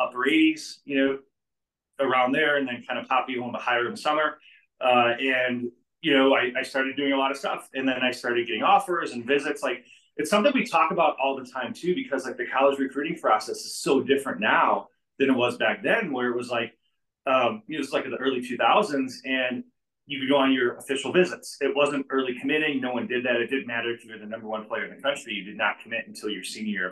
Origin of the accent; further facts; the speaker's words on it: Joliet, Illinois, United States; also born or lived in Lockport, Illinois; I was born and raised in Joliet, lived there for a long time, went to Lockport High School